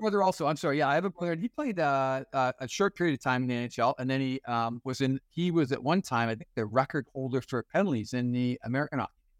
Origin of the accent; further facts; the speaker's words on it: Fort Frances, Ontario, Canada; moved away as an adult; I was born and raised in Fort Francis, and, uh, it's a small little community, a pulp and paper community, uh, right on the Minnesota border